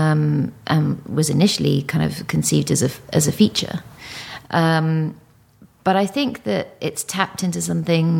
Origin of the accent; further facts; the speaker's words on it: United Kingdom; also born or lived in Singapore; being a Brit